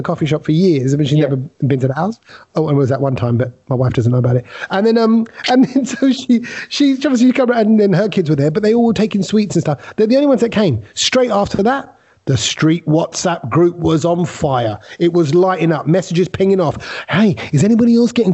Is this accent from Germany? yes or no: no; England, United Kingdom; we're from England